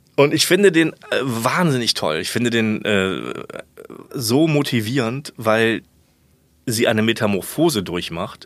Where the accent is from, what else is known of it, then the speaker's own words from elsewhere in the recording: Germany; moved away as an adult; also born or lived in Kiel; ich komme aus der Voreifel.